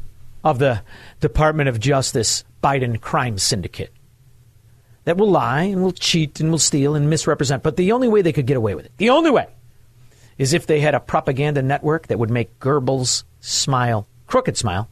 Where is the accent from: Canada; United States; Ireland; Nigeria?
United States; Chicago, Illinois; I'm from Chicago